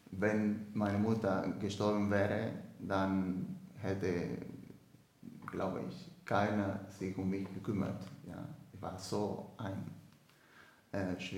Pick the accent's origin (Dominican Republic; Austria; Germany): Dominican Republic; German is a second language; Ich komme aus der Dominikanischen Republik bin 25 Jahre alt, ähm, bin der vierte von vier Geschwistern, alle Brüder.